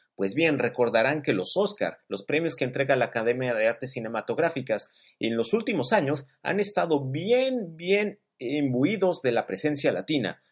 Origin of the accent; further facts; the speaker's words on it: Mexico; moved away; mi experiencia como emigrante mexicano viviendo en el extranjero